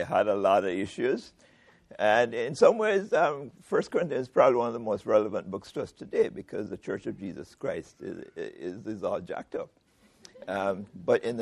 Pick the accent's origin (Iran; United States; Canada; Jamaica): Jamaica; I am a Jamaican